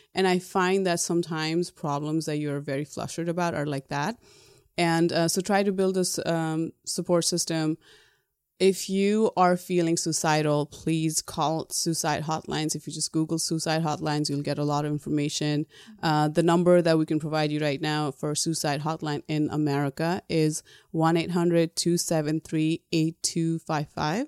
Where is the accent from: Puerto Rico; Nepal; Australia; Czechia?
Nepal; moved away as an adult; now in United States; Growing up in Nepal, there is, um, a lot of corporal punishment